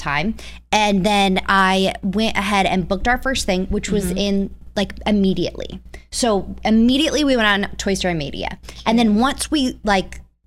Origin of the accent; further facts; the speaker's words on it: California, United States; moved away; I went to California where my family lives, and I'm from California